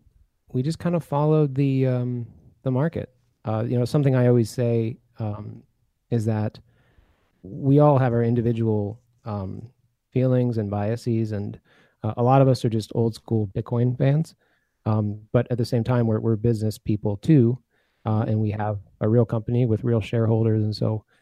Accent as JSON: {"language": "English", "country": "Belgium", "tie": "born or raised there", "also_born_or_lived": "United States", "said": "I was born in the U.S., but I grew up in Belgium."}